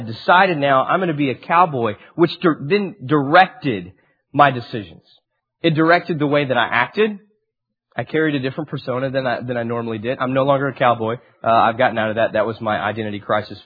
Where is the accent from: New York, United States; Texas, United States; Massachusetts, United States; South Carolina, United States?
Texas, United States; Amarillo; also born or lived in Dallas; I grew up in Amarillo, and I turned 18 and went to DBU